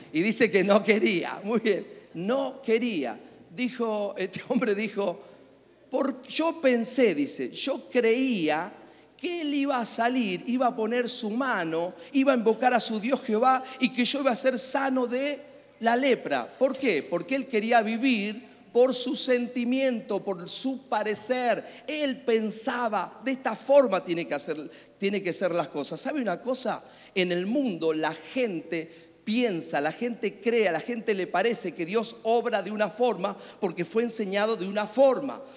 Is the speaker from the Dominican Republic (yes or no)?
no; Argentina; Soy argentino.